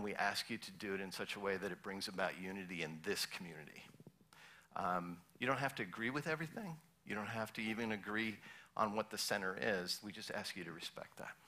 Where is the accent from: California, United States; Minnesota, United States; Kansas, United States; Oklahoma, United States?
Minnesota, United States; I grew up in Minnesota